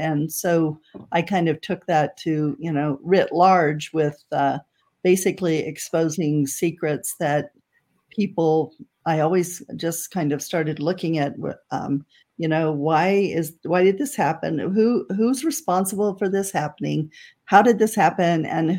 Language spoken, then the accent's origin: English; Las Vegas, Nevada, United States; I grew up in Las Vegas, outside of Las Vegas, Nevada. And I always thought that Nevada was uniquely corrupt.